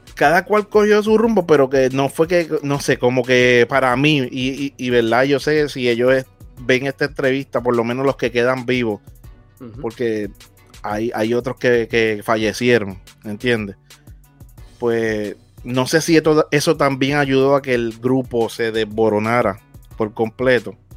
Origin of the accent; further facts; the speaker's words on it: Naguabo, Puerto Rico; donde yo soy de Naguabo